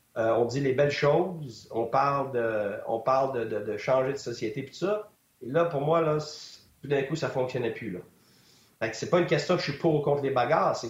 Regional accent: Quebec, Canada; moi ou un autre Québécois

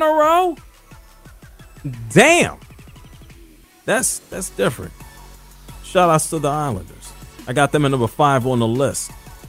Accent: New York City, New York, United States; Growing up in New York City

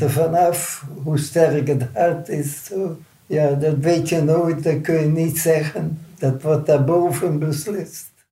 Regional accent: Netherlands; moved away as an adult; also born or lived in Canada; ik ben als Nederlander veroordeeld. Ik ben als Nederlander naar Nederland gekomen

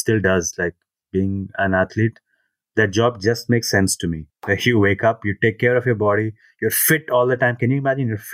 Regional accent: Hyderabad, Telangana, India; moved away; moving back to my hometown

